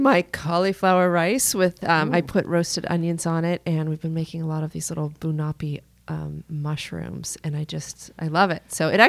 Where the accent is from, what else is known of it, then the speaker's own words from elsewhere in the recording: Pittsburgh, Pennsylvania, United States; now in Charlotte, United States; I'm from Pittsburgh, Pennsylvania